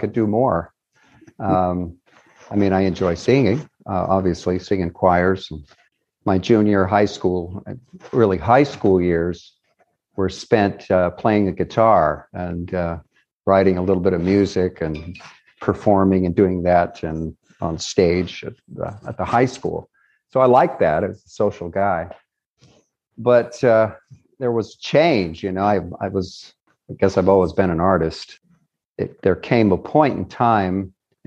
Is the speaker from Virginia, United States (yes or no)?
no; Murray, Utah, United States; also born or lived in Nephi, Utah / Salt Lake City, Utah; I really grew up in Murray, Utah. I'm a Murray boy.